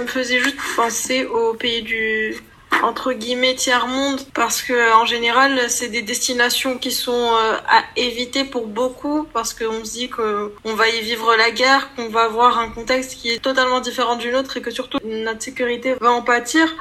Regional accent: Morocco; moved away as an adult; now in Lyon, France; je viens du Maroc et j'ai grandi dans un contexte où euh, on m'a appris d'avoir peur

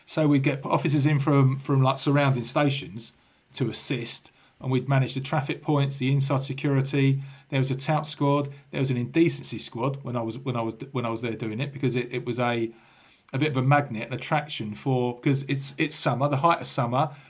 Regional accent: London, United Kingdom; born there; I was born in Parsons Green, so I've been a Chelsea fan since I was about four years old because we lived in Fulham for my first four years.

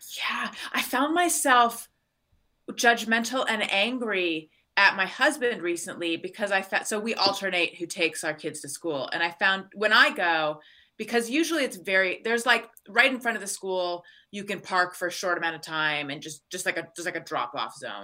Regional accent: Orange County, California, United States; born or raised there; also born or lived in Claremont / Costa Mesa / New York; now in Los Angeles, United States

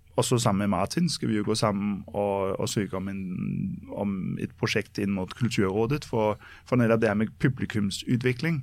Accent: Copenhagen, Capital Region of Denmark, Denmark; now in Norway; jeg er født og oppvokst i København

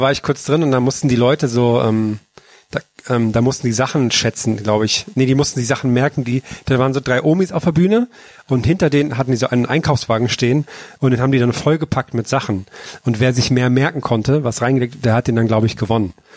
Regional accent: Thuringia, Germany; born or raised there

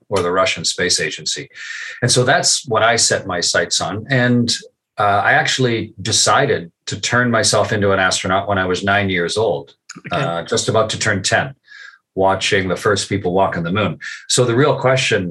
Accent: Canada; I served as a test pilot as a Canadian with the U.S. Air Force and the U.S. Navy

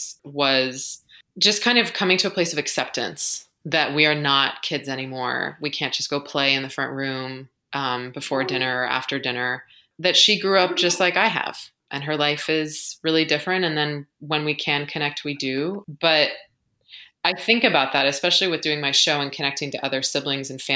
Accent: United States; accent: American; moved away as an adult; also born or lived in London; as an American

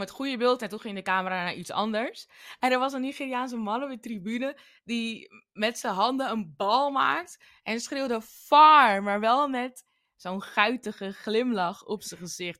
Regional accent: Suriname; now in Netherlands; ik als Surinamer

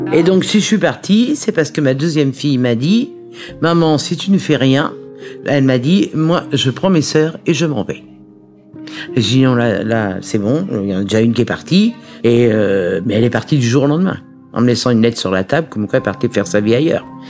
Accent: Paris, Île-de-France, France; Je suis née à Paris le 18 mai 1955 d'une maman célibataire

